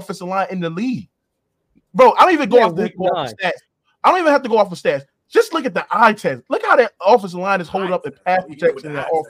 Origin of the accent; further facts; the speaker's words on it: Baton Rouge, Louisiana, United States; I'm from Valley Park, Baton Rouge.